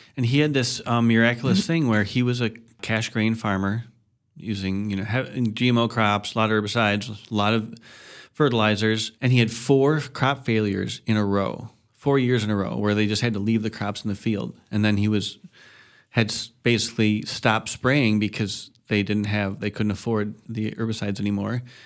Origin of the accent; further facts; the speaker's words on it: Madison, Wisconsin, United States; also born or lived in Chicago / Middle Ridge / Coon Valley; I was born in Chicago. I lived for a little while up in Middle Ridge when we were moving to Madison, and then I spent my childhood in Madison